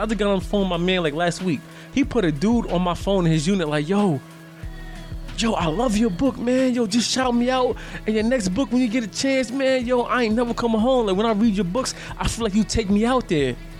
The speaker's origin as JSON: {"language": "English", "town": "Birmingham", "region": "Alabama", "country": "United States", "tie": "born or raised there", "also_born_or_lived": "Yonkers, New York", "said": "I'm from Yonkers, but I was raised down south. I'm from a place called Birmingham, Alabama. But I was born in Yonkers though"}